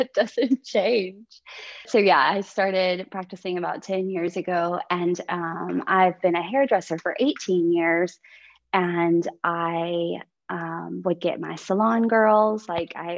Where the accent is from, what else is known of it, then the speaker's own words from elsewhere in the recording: Texas, United States; moved away as an adult; now in Berlin, Germany; I'm from Texas